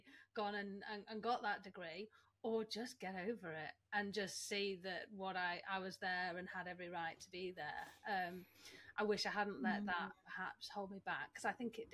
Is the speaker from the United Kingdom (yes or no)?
yes; Manchester, North West England, United Kingdom; I'm Manchester born and bred. I love my hometown and I will now never leave.